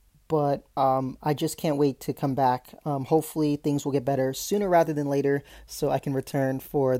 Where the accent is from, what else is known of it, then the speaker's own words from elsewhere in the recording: Sacramento, California, United States; also born or lived in Long Beach, California; I'm from Sacramento, and I've lived here most of my life